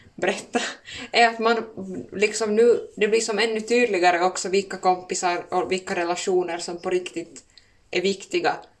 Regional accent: Finland; accent: Finland-Swedish; first language Swedish; moved away as an adult; now in Stockholm, Sweden; som ni hör så håller jag nog ganska bestämt fast vid min finlandssvenska

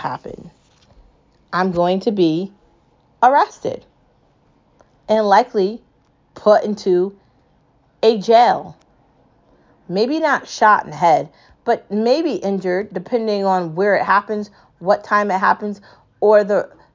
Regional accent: United States; I live here and I'm American

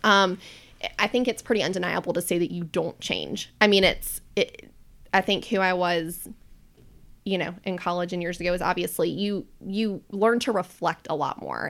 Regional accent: Charlotte, North Carolina, United States; I'm a native charlatan. So I was born and raised here.

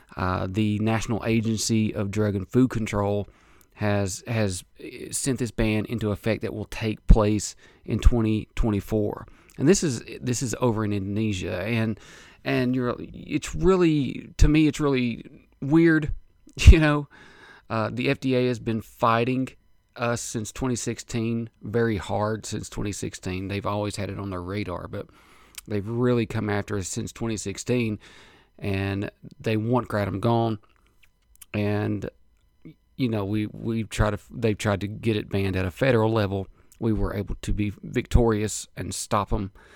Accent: United States; as an American citizen, American taxpaying citizen

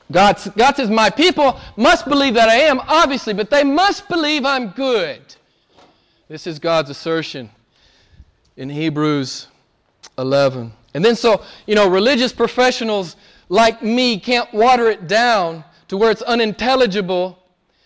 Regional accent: United States; moved away; I'm from the States, I grew up in the States, and went to seminary in the States

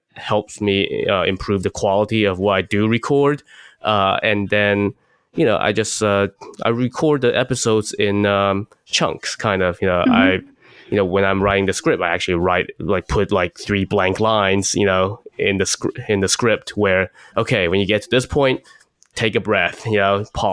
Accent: China; moved away; when I was a kid growing up in China

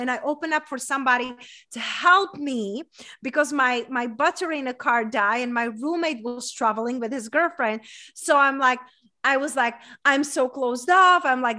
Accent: Czechia; English is a second language; now in United States; so I moved here 11 years ago, and I'm coming from a small town in Czech Republic, hence that's my accent from. But growing up in a small town in Czech Republic, there was a lot of comparing.

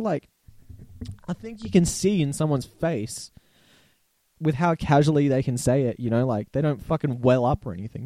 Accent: Australia; accent: Australian; also born or lived in Barossa Valley, South Australia; if it's not clear by my accent, I'm Australian. I live in South Australia in a nice little town called the Barossa Valley

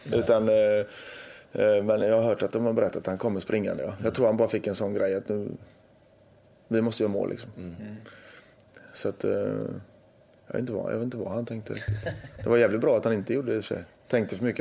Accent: Gothenburg, Västra Götaland, Sweden; jag är göteborgare

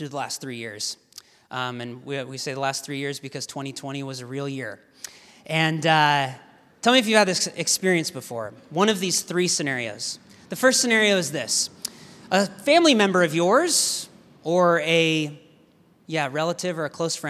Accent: Portland, Oregon, United States; I hail from Portland, Oregon

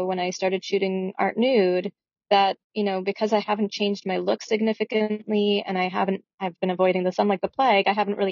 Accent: Toronto, Ontario, Canada; moved away as an adult; also born or lived in Ottawa; now in Victoria, Canada; I grew up in Toronto, and that's where I started my modeling career

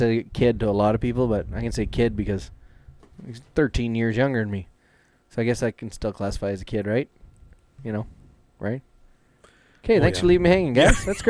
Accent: Canada; I know I'm some nobody from Canada

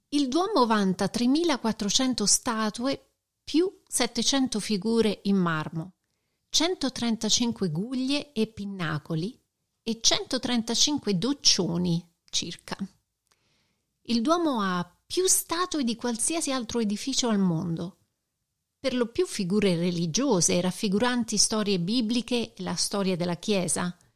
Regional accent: Rome, Lazio, Italy; da romana

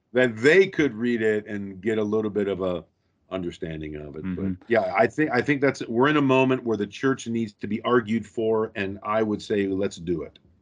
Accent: Rockford, Illinois, United States; moved away as an adult; also born or lived in St Andrews, Scotland; I was born and raised in Rockford, Illinois

